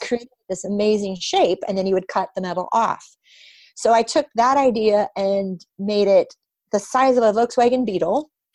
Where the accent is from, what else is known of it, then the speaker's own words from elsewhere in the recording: Portland, Oregon, United States; now in Bay Area, United States; Portland, my hometown